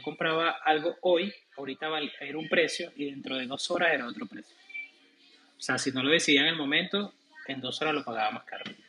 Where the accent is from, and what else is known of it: Venezuela; moved away as an adult; now in United States